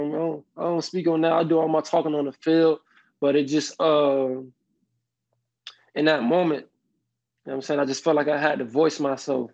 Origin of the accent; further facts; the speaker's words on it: Miami, Florida, United States; I'm from Miami